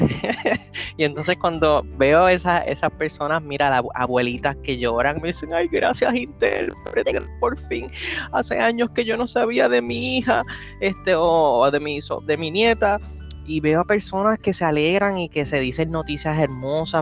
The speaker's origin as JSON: {"language": "Spanish", "country": "Puerto Rico", "said": "nosotros somos boricuas o latinos"}